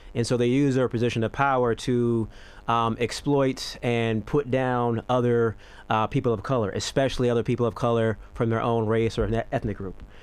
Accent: United States; moved away as an adult; now in Australia; I'm American

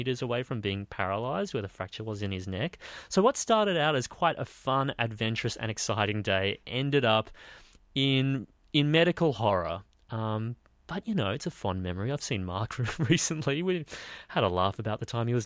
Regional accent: Queensland, Australia; moved away as an adult; also born or lived in Brisbane; now in Sydney, Australia; I was born in Queensland, raised in Queensland, and then I moved to Brisbane when I was 17

